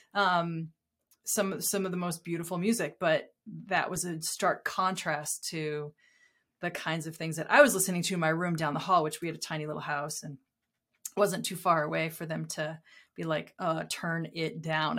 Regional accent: Southern New Hampshire, United States; I grew up in Southern New Hampshire

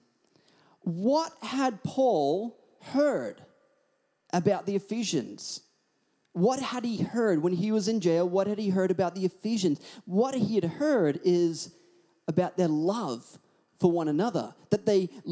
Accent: Australia; accent: Australian; also born or lived in Hawaii; I'd always put on my thickest Australian accent

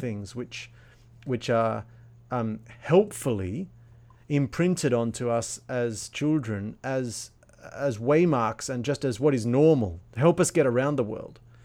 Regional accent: Australia; also born or lived in Germany; now in Sydney, Australia; as an Australian growing up, the idea of wearing socks inside your sandals seemed a ludicrous and laughable idea

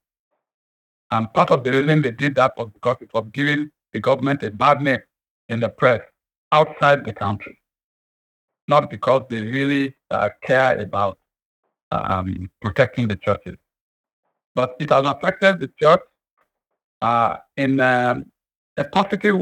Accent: Nigeria

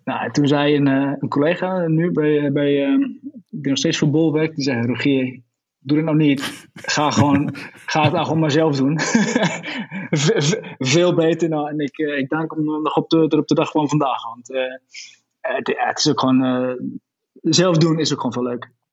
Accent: Twente, Overijssel, Netherlands; moved away as an adult; now in Nijmegen, Netherlands; in Twente

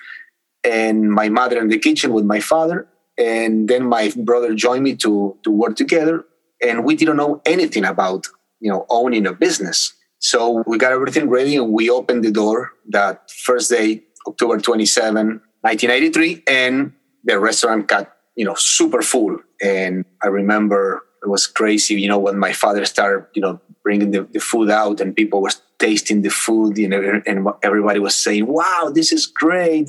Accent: Buenos Aires, Argentina; moved away as an adult; now in United States; I was born in Argentina, in Buenos Aires, in South America, and my parents too.

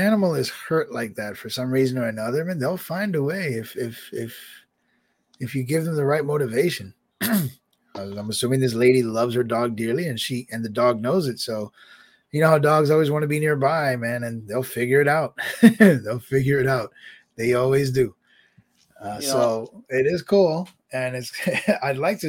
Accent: United States; as an American

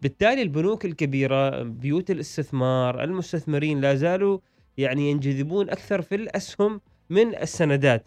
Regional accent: Oman; عندنا في عمان

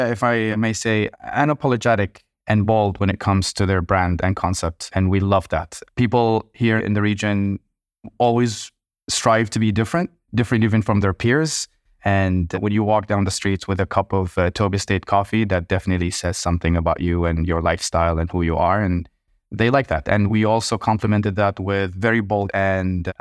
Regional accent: Kuwait; growing up in Kuwait

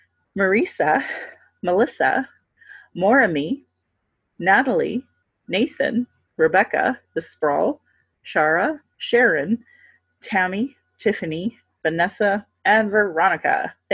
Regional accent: Calgary, Alberta, Canada; I was born here in Calgary, or in Blackfoot, Mackinstis, as … another English name which has afforded me privilege in an English colonial world. My mother is Northern Slavey Dene, or Satu Dene

